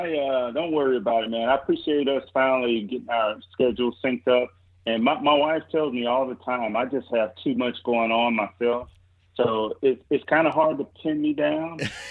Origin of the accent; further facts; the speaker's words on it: Mississippi, United States; and I'm from Mississippi, so there it's like, well, don't all 8-year-olds have guns, you know?